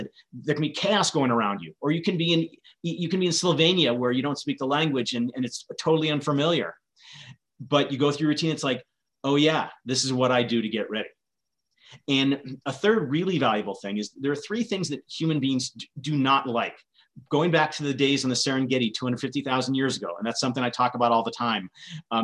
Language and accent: English; Vermont, United States; I grew up in Vermont